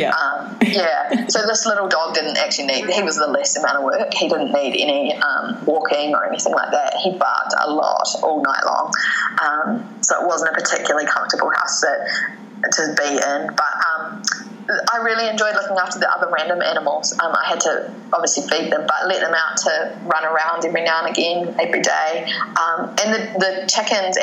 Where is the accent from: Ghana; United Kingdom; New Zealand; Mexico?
New Zealand; now in Antigua, Guatemala; when we were kids growing up in New Zealand